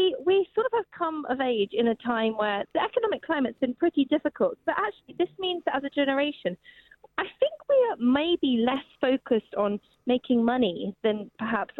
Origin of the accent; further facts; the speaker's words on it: United Kingdom; Brits are so funny because we do complain a lot